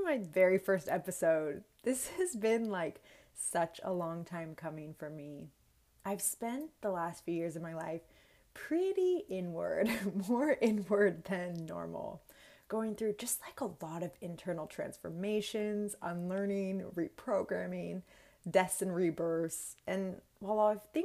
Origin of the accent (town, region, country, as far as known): Bay Area of California, United States; born or raised there; moved away as an adult; also born or lived in Orange County, California / Los Angeles / Sydney, Australia